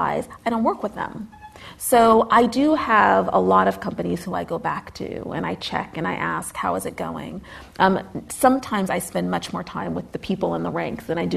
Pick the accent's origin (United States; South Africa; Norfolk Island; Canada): United States; as an American